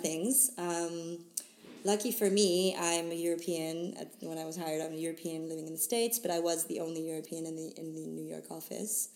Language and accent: English; Switzerland; moved away as an adult; also born or lived in Boston; now in London, United Kingdom; I was uh, born and raised in Switzerland